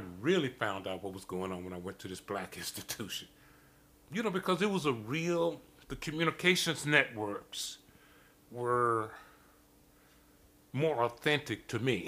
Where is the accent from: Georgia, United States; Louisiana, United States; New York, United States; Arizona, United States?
Louisiana, United States; Grambling; I grew up in Grambling, Louisiana